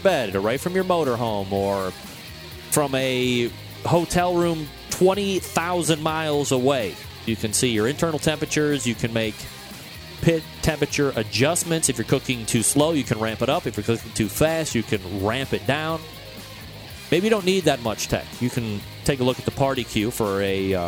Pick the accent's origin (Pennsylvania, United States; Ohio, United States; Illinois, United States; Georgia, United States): Ohio, United States; Cleveland; right here in my hometown.